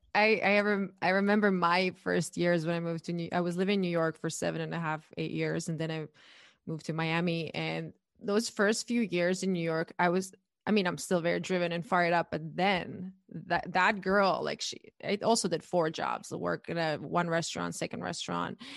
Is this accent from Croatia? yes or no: yes; Croatia; moved away as an adult; now in United States; I'm born and raised in Croatia, and I moved to the U S eight years ago